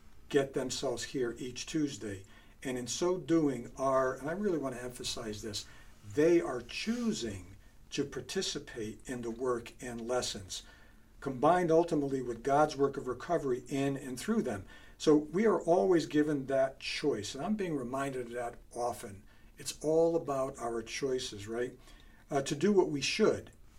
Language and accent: English; Bridgeport, Connecticut, United States; moved away; I grew up in Bridgeport, and I left Bridgeport in 1972